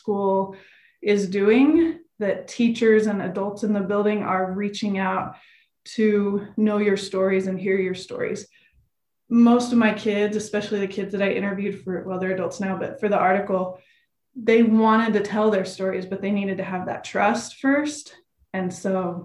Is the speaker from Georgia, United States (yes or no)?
no; West Valley City, Utah, United States; I was from West Valley